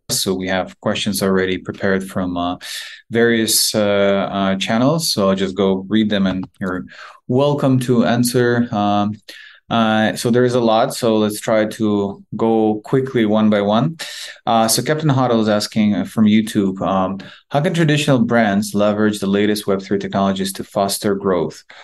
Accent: Ukraine; we're both from Ukraine

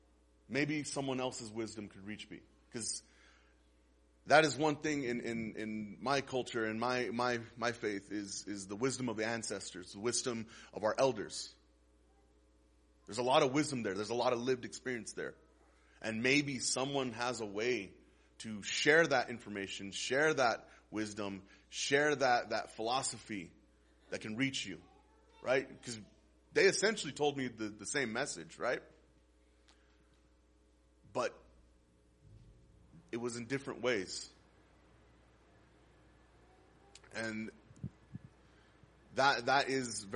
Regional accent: Las Cruces, New Mexico, United States; I was born and raised here in Las Cruces. I'm 33 years old. I've spent all my life here.

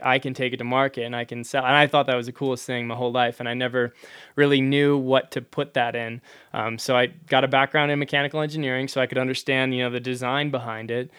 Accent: Hazelhurst, Wisconsin, United States; moved away as an adult; also born or lived in New Hampshire; now in Durango, United States; I grew up in rural Wisconsin, uh, in a town called Hazelhurst

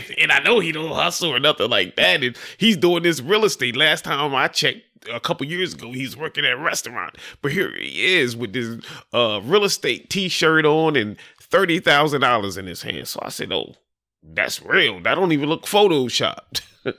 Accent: Dover, Delaware, United States; also born or lived in Florida; I was born in Florida. My mom and my pop, they were migrant workers. So, you know, we traveled the East Coast doing potatoes, tomatoes, or whatever. I'm from Dover.

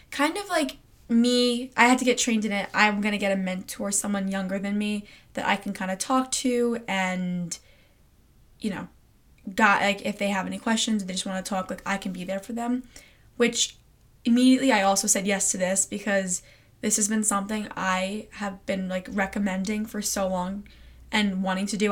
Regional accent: Long Island, New York, United States; I'm from Long Island, New York

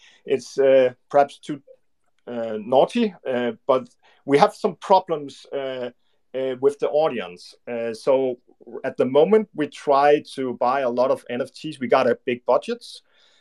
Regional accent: Denmark; English is a second language; We are from Scandinavian, and my brother and I is from Denmark

